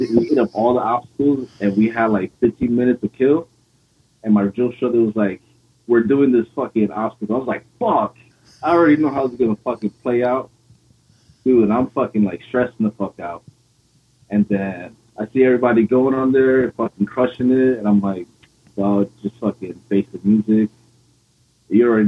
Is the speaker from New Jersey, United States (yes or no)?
yes; Paterson, New Jersey, United States; moved away as an adult; Originally from Paterson, New Jersey